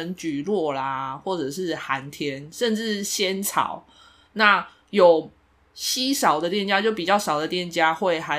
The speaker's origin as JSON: {"language": "Chinese", "country": "Taiwan", "said": "那通常我们台湾人如果推荐观光客或是呃朋友的话，我们通常都会请他们先点珍珠奶茶，是最经典的。"}